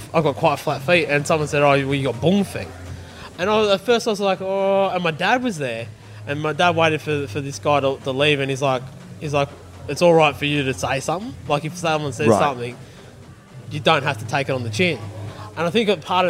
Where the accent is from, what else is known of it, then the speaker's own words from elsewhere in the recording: Blue Mountains, west of Sydney, New South Wales, Australia; I grew up in the Blue Mountains, west of Sydney